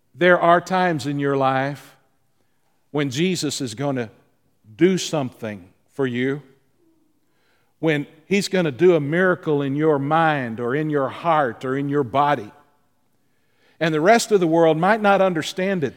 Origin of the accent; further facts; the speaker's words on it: the South, United States; you and I, growing up in the South